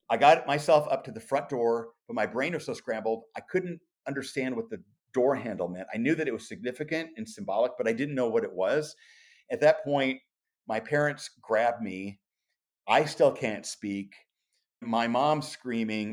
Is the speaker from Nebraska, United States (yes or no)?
yes; Omaha, Nebraska, United States; growing up in South Omaha in a small working class neighborhood